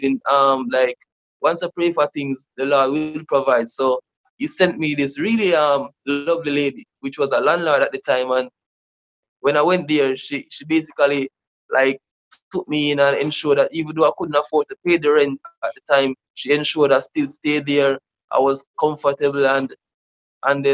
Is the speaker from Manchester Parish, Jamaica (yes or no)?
yes; Manchester Parish, Jamaica; moved away as an adult; now in Kingston, Jamaica; I was born in Manchester. That's another parish in Jamaica. That's more rural. So then I moved to Kingston in 2009